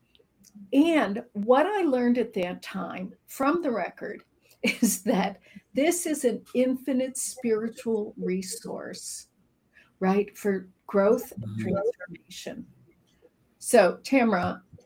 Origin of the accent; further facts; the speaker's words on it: Chicago, Illinois, United States; I'm from Chicago. I grew up in a very traditional Midwest family